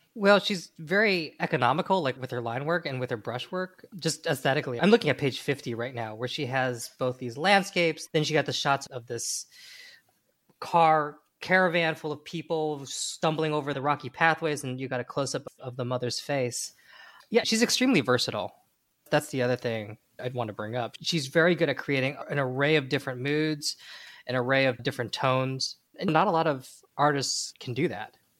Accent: United States; speaking as an American

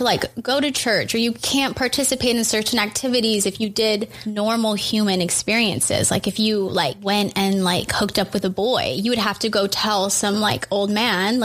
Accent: Oahu, Hawaii, United States; I grew up on Oahu my whole life

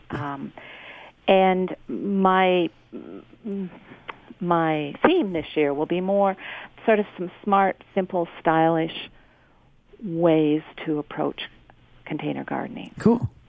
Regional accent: Ontario, Canada; you know we are Canadian and we do we do talk about what can be grown near where you garden.

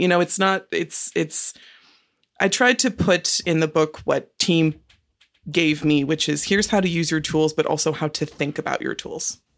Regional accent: Marin County, California, United States; I grew up in Marin County, which is just north of San Francisco

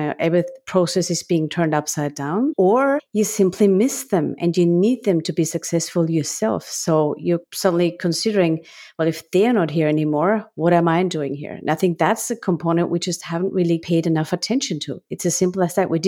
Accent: Graz, Styria, Austria; English is a second language; now in United States; I'm from a beautiful city of Graz, which is the same city as Arnold Schwarzenegger.

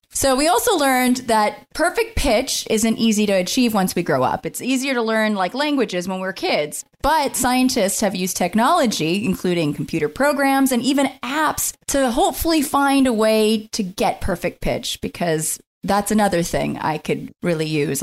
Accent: Scotland, United Kingdom; I'm a Scottish lady

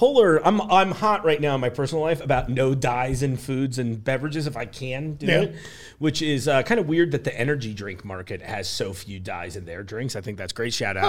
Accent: East Coast, United States; now in Cincinnati, United States; I grew up on the East Coast and we had a lot of birch beer growing up.

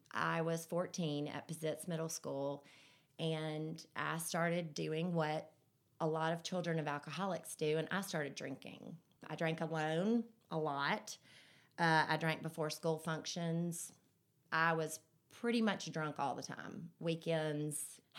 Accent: Birmingham, Alabama, United States; also born or lived in Vestavia Hills, Alabama; I was born right here in Birmingham. I've lived in Vestavia my whole life

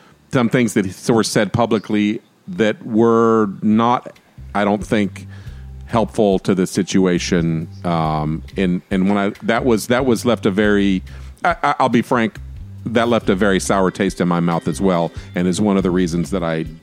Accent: United States; I'm very American, and I'm very recognizably, my attitudes and my way of thinking are American

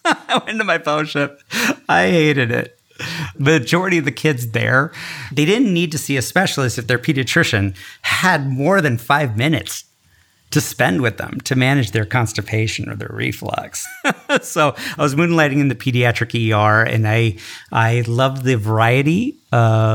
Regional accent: San Francisco Bay Area, California, United States; moved away as an adult; also born or lived in Newark, New Jersey / Caribou, Maine; now in New York, United States; I was born and raised in the San Francisco Bay Area to Indian immigrants

